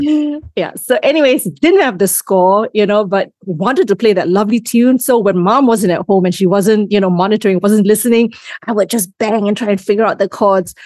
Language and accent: English; Singapore; first language English; also born or lived in Malaysia; I grew up, I grew up in Singapore. I was actually born in Malaysia, just north